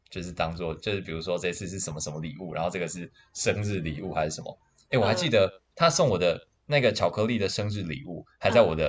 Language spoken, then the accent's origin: Chinese; China; 然后，但我也没办法，就是我让那个朋友在那边，我也我也我也怪尴尬的，然后怪尴尬，我是中国人嘛